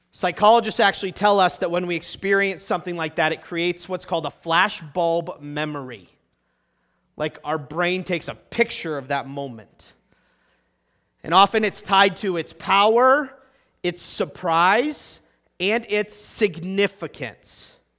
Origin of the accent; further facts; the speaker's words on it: Concord, New Hampshire, United States; moved away; also born or lived in Midwest; I grew up in Concord, New Hampshire